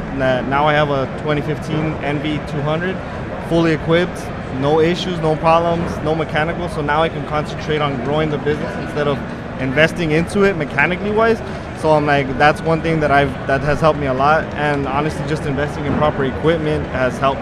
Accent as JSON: {"language": "English", "town": "El Paso", "region": "Texas", "country": "United States", "said": "from El Paso, Texas"}